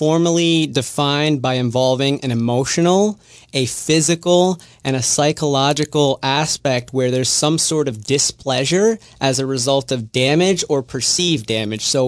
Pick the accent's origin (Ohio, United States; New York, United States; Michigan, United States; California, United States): New York, United States; New York City; moved away as an adult; also born or lived in Fort Lauderdale, Florida / Buffalo, New York / Dallas, Texas; now in Jacksonville, United States; I'm originally from New York City. I was born in the Bronx of two immigrant parents.